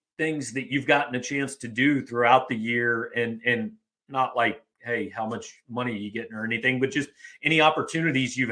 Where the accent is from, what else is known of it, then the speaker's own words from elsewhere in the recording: Kansas City, United States; I grew up in Kansas City too